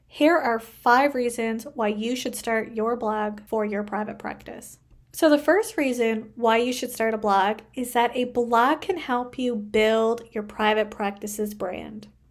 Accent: Canada; I am a Canadian social worker

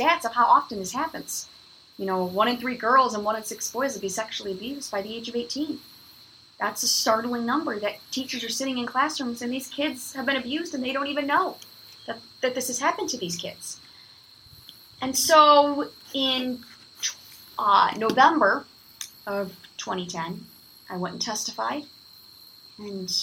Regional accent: Illinois, United States; my home state

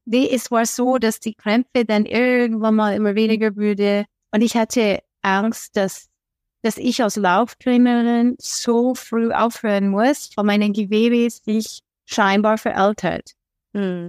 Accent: Oregon, United States; German is a second language; now in Traunstein, Germany; Ich bin aus Oregon in den USA

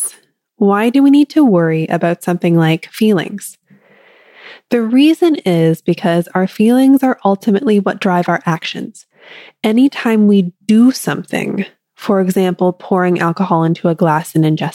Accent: Canada; I'm Canadian

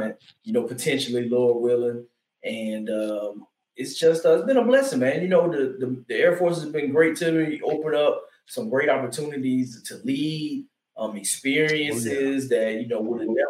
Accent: lower Alabama, United States; also born or lived in Detroit, Michigan; from down lower Alabama was where I grew up, man. I was originally born in Detroit, you know, 82

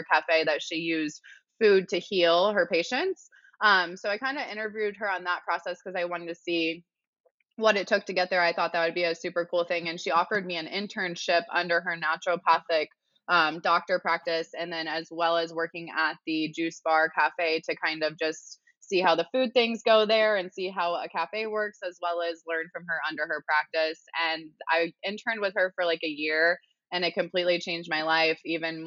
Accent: Midwest, United States; moved away; I'm from the Midwest.

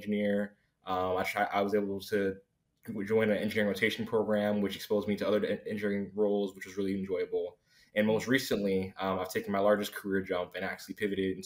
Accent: Miami, Florida, United States; I'm from South Florida. I'm from Miami originally

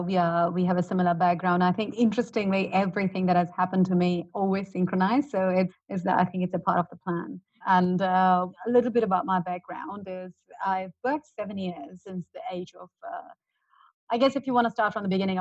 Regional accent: India; moved away as an adult; also born or lived in Australia; I'm born and brought up in India, and I'm in a very Indian family

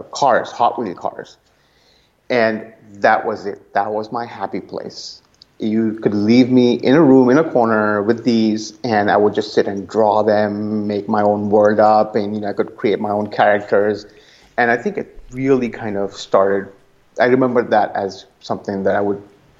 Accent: India; moved away as an adult; now in Oakland, United States; growing up in India, it was always very academically sort of leaning.

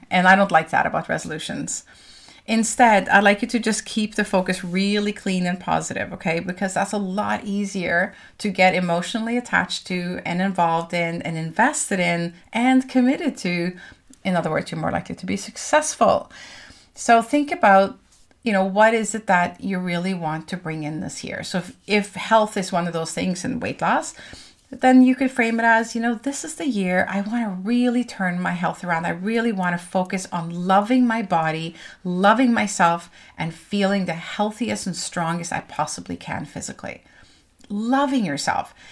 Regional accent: Norway; moved away; I'm from Norway

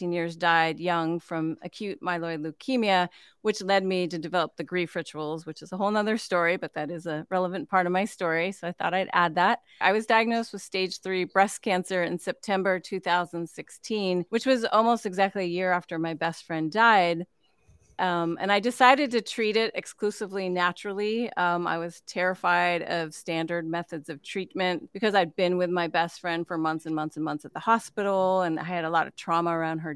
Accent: Northern California, United States; now in Kauai, United States; I grew up in Northern California

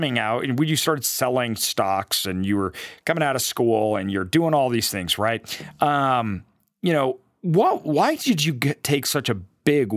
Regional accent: Idaho, United States; I grew up in Idaho

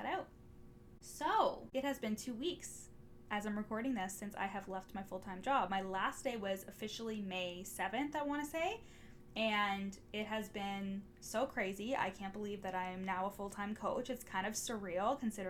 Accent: Orillia, Ontario, Canada; the police that are in my hometown. It's the Ontario Provincial Police, and the headquarters is actually here in Orillia

